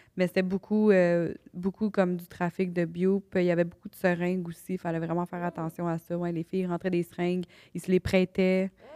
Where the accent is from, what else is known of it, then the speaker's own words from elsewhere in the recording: Canada; moi je venais du Canada